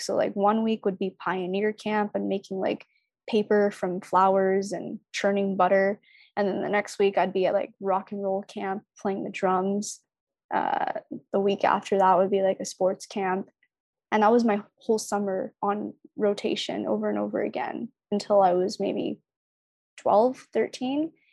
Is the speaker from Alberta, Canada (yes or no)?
no; Toronto, Ontario, Canada; also born or lived in Markham Unionville / British Columbia; I grew up in Scarborough